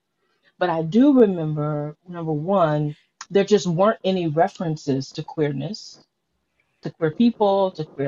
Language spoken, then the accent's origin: English; Detroit, Michigan, United States; now in Philadelphia, United States; I grew up in Detroit and am a church girl